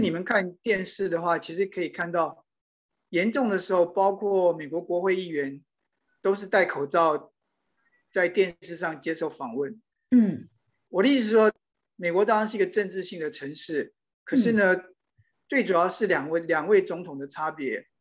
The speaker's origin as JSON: {"language": "Chinese", "country": "Taiwan", "also_born_or_lived": "New York, United States", "moved": "as an adult", "lives_now": "Washington, D.C., United States", "said": "我当然来自台湾，然后也很关心台湾的"}